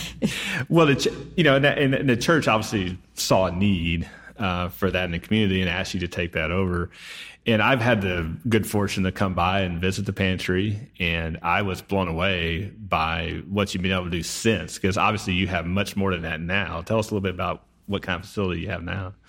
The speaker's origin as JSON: {"language": "English", "town": "Sachse", "region": "Texas", "country": "United States", "tie": "born or raised there", "said": "my hometown of Saxe"}